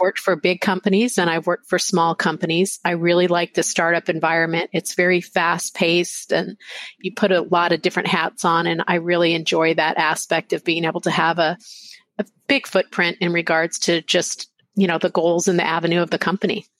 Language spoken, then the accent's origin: English; Lubbock, Texas, United States; also born or lived in Arizona; now in San Diego, United States; I actually grew up in Texas in a small uh, little place, Lubbock, Texas